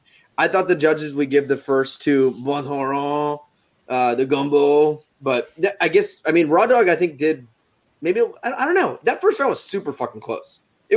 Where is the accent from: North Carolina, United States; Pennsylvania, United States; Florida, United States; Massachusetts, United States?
Massachusetts, United States; born there; I was born right outside of Boston, so maybe that's part of it. I don't know. I was born like 45 minutes from Boston, so maybe that's it. But I didn't live there.